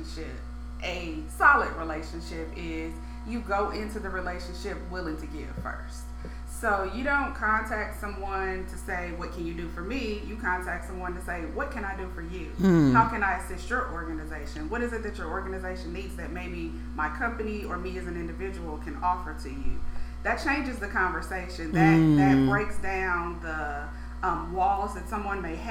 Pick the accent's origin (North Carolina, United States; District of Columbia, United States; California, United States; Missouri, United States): Missouri, United States; St. Louis; moved away; I'm born and raised there, my hometown